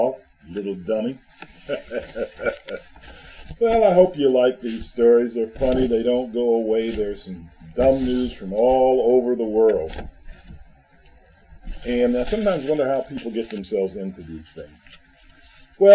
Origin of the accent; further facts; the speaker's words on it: Washington, District of Columbia, United States; I'm from Washington, D.C.